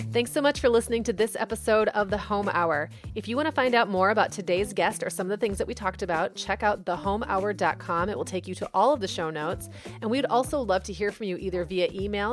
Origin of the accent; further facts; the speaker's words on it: Midwest, United States; I'm from the Midwest